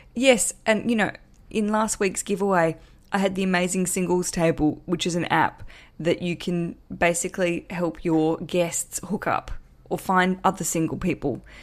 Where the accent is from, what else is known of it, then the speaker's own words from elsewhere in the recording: Australia; accent: big Australian; my big Australian accent